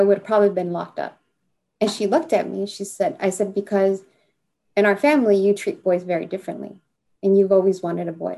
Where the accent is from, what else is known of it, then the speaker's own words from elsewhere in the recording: Santa Barbara, California, United States; growing up in Santa Barbara, it's like you're you're in two worlds